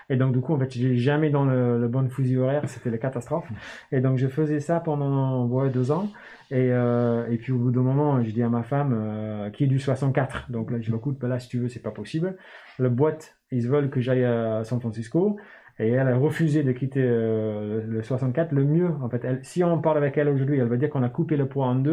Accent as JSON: {"language": "French", "town": "Newcastle", "region": "North East England", "country": "United Kingdom", "tie": "born or raised there", "also_born_or_lived": "Oxford", "second_language": "French", "moved": "as an adult", "said": "je suis, né en Angleterre. je viens du nord de l'Angleterre. Et euh, puis après, euh, j'ai grandi à Newcastle fais 18 ans. Je suis parti euh, au sud, à Oxford, pour faire mes études."}